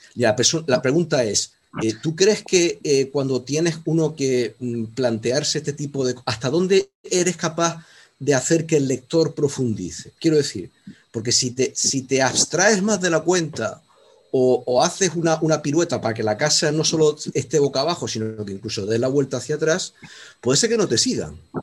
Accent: Canary Islands, Spain; now in Córdoba, Spain; mi ubicación exacta de momento es Córdoba, pero soy canario.

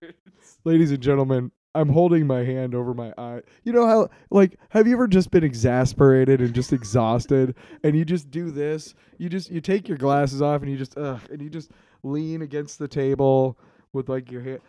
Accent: Iowa City, Iowa, United States; I grew up in Iowa City

